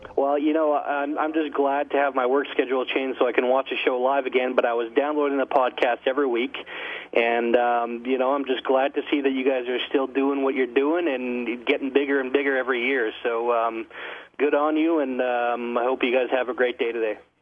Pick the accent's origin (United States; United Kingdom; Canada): Canada; speaking as a Canadian